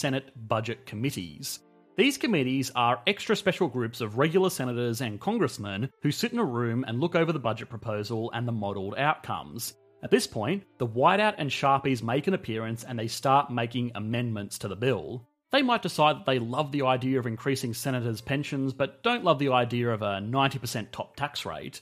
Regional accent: Australia; I am an Australian

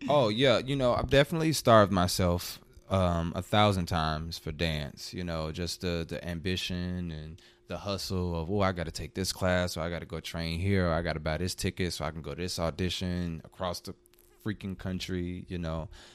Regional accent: Chicago, Illinois, United States; now in Atlanta, United States; I'm originally from Chicago

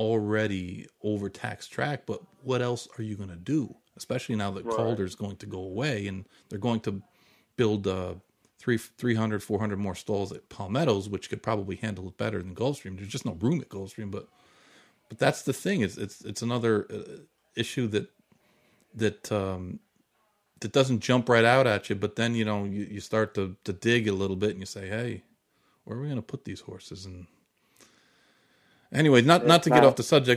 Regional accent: Saratoga Springs, New York, United States; moved away; when I grew up in Saratoga

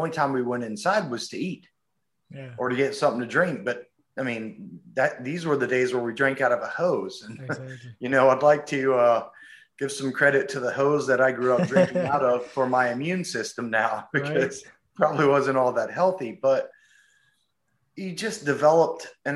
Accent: North Carolina, United States; moved away as an adult; also born or lived in Florida / California; I was born in Florida, but I only lived there for about 3 months until my parents moved up to North Carolina

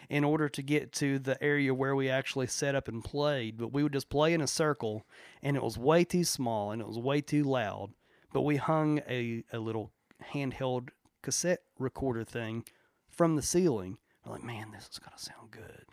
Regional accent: Chapmanville, West Virginia, United States; we were raised in Logan County, West Virginia, particularly Chapmanville.

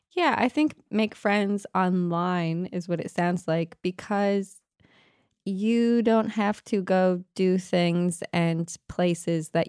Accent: Canada; However, I could also receive a degree at home in Canada at a university in a much larger city.

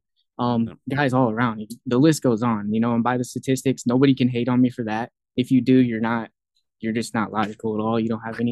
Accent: Fort Dodge, Iowa, United States; now in Iowa City, United States; being back home in Iowa

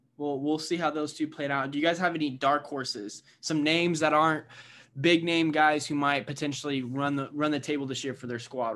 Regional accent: Indiana, United States; I'm from Indiana

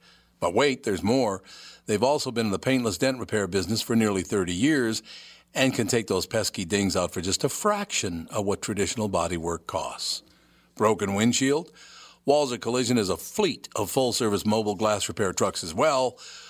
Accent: Minneapolis, Minnesota, United States; born or raised there

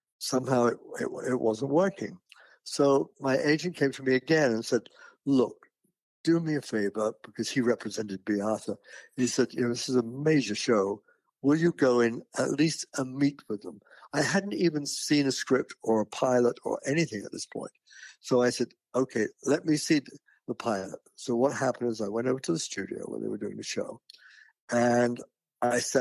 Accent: United Kingdom; moved away as an adult; now in United States; I'm British. And I was working for the BBC in England

